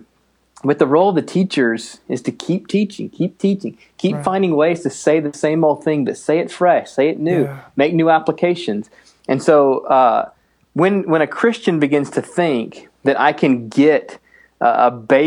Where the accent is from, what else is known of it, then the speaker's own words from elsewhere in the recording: the East, United States; also born or lived in Minnesota; now in Minneapolis, United States; I grew up in the East